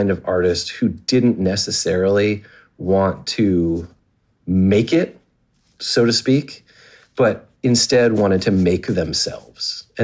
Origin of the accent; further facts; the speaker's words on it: East Coast, United States; moved away as an adult; now in San Francisco, United States; I'm from the East Coast